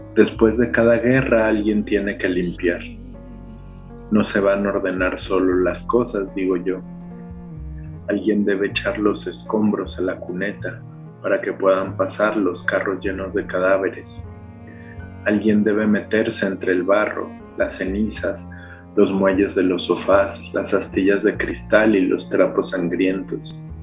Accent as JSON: {"language": "Spanish", "region": "Mexico City", "country": "Mexico", "accent": "chilango", "first_language": "Spanish", "said": "Mi lengua materna es el español y es el español chilango"}